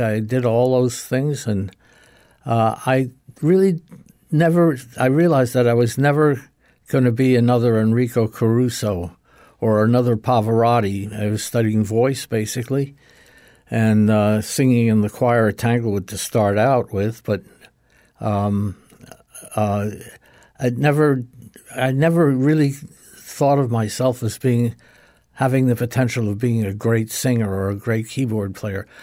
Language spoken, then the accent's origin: English; Great Neck, New York, United States; I, uh, grew up in a little town called Great Neck, New York